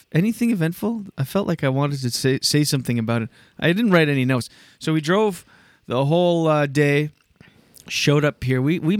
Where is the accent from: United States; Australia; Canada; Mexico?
Canada; New Brunswick; now in Wakefield, Canada; I grew up in New Brunswick.